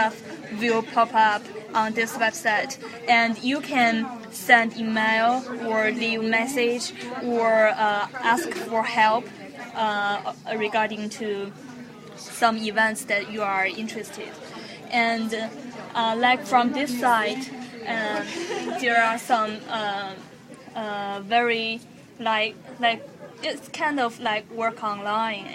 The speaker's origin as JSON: {"language": "English", "country": "China", "moved": "yes", "lives_now": "Chicago, United States", "said": "I went back to China"}